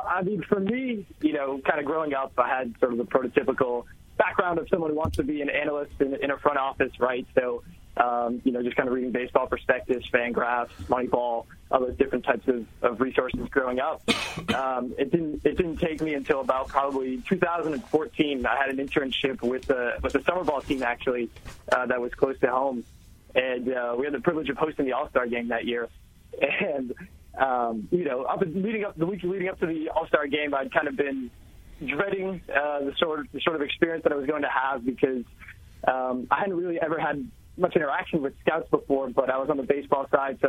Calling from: New Brunswick, New Jersey, United States; I'm here in New Jersey, right outside New Brunswick.

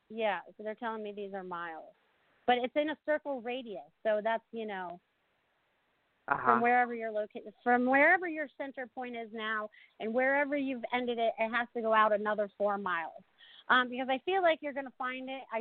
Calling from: South Florida, United States; calling from South Florida.

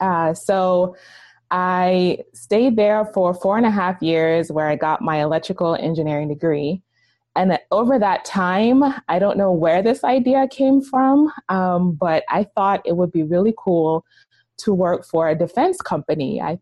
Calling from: Hyattsville, Maryland, United States; I am calling from right outside of Washington, D.C. in Hyattsville, Maryland.

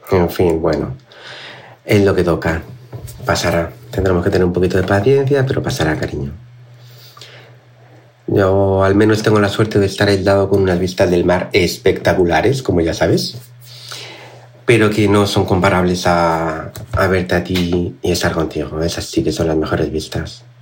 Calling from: Canary Islands, Spain; Hola Cristina … de Tenerife

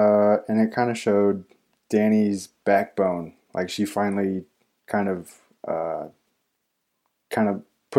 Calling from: Elkhart, Indiana, United States; From Elkhart, Indiana.

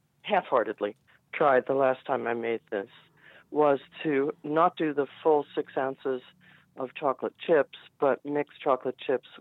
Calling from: New Jersey, United States; From New Jersey.

